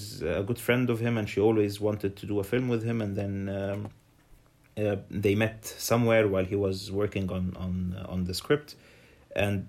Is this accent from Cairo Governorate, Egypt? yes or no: no; Alexandria Governorate, Egypt; I was born in Alexandria